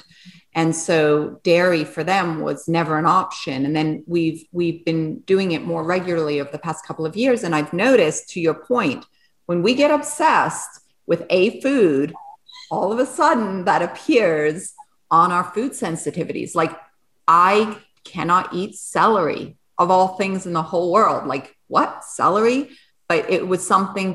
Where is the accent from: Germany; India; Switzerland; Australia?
Switzerland; moved away; also born or lived in England / France; I was born in Switzerland